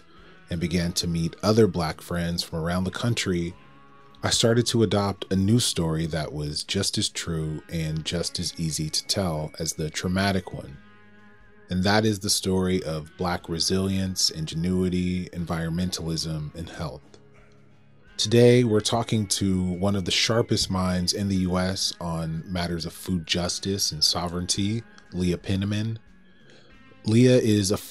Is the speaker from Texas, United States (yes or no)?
no; Atlanta, Georgia, United States; my hometown of Atlanta, Georgia